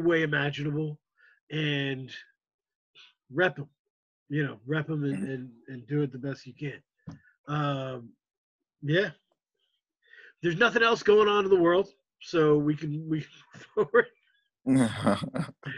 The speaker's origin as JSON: {"language": "English", "country": "United States", "said": "as an American audience"}